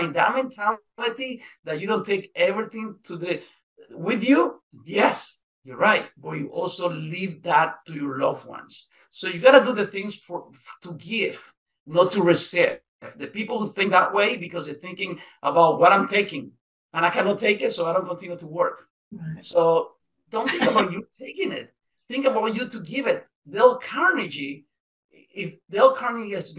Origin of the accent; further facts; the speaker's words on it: Nicaragua; also born or lived in Costa Rica; now in United States; I'm from Nicaragua